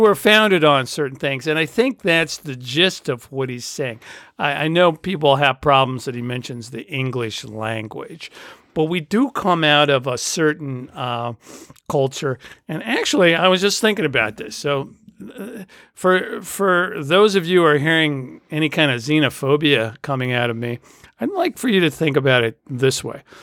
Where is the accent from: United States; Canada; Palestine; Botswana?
United States; I grew up in the United States